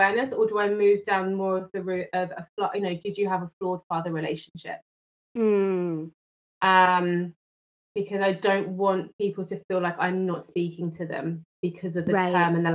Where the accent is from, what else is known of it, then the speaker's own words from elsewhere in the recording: London, United Kingdom; from London in the UK